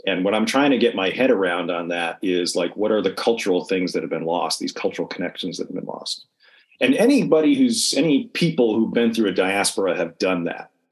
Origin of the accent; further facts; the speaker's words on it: New York, United States; now in Oklahoma, United States; I'm from New York, and I'm in Oklahoma